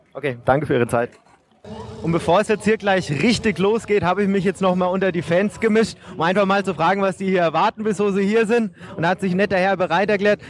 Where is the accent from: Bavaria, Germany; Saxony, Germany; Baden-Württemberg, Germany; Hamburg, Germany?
Bavaria, Germany; Regensburg; Als Regensburger bin ich natürlich stolz